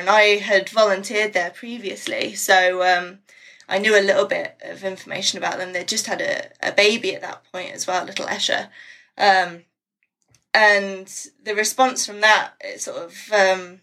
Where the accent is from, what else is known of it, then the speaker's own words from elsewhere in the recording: Midlands, United Kingdom; moved away as an adult; now in North Yorkshire, United Kingdom; I'm from the Midlands, so right in the middle of England, and my parents still live there